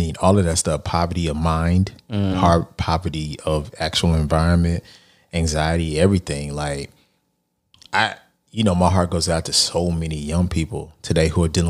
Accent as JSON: {"language": "English", "town": "Lancaster", "region": "Texas", "country": "United States", "tie": "born or raised there", "said": "I may not have grown up in Brownsville, but I grew up in Lancaster, Texas."}